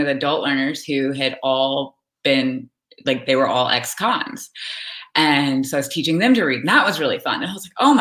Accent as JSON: {"language": "English", "region": "Alabama", "country": "United States", "tie": "born or raised there", "said": "I grew up in Alabama."}